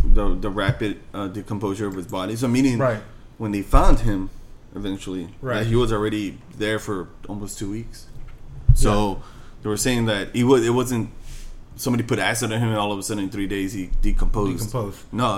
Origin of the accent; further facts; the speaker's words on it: California, United States; California. We're from California.